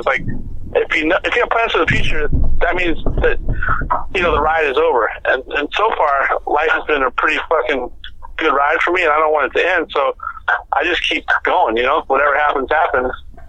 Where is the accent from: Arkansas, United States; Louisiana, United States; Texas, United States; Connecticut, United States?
Louisiana, United States; New Orleans; When I grew up in New Orleans, there were some Hells Angels on my street that kind of raised me when I was a little kid.